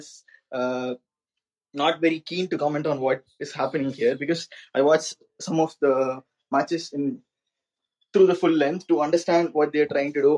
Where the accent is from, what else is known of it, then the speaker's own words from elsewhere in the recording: India; I'm from India